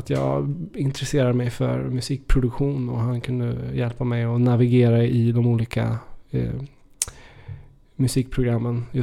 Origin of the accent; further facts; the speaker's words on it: Trollhättan, Västra Götaland, Sweden; Du åker genom Trollhättan och så ska du ut mot Lidköping